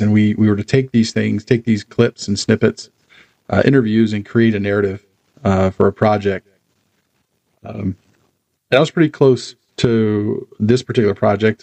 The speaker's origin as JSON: {"language": "English", "town": "Charlotte", "region": "North Carolina", "country": "United States", "tie": "born or raised there", "moved": "yes", "lives_now": "Harrisburg, United States", "said": "I was born and raised in Charlotte"}